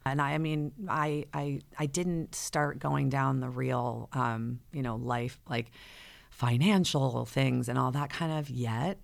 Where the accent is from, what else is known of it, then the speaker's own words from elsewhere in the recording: Fairfield County, Connecticut, United States; I grew up in the Fairfield County area of Connecticut. I've been here my whole life